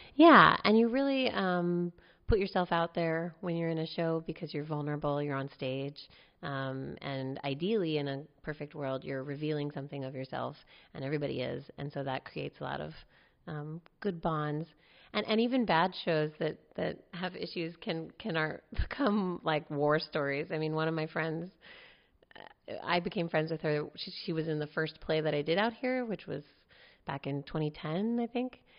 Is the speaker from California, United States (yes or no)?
yes; Palo Alto, California, United States; also born or lived in New York / North Berkeley; now in Berkeley, United States; I grew up in Palo Alto, and right now I live in North Berkeley